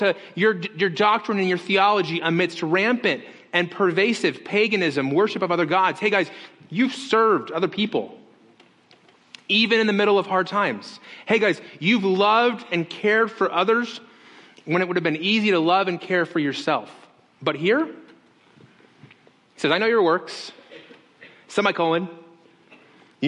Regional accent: Las Vegas, Nevada, United States; moved away; I grew up in Las Vegas

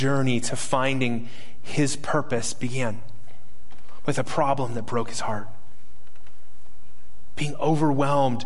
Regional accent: Las Vegas, Nevada, United States; I'm from Las Vegas

